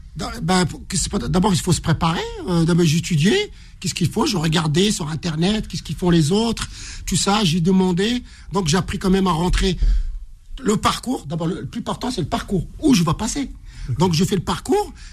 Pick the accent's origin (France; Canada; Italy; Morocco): Morocco; moved away; je suis marocain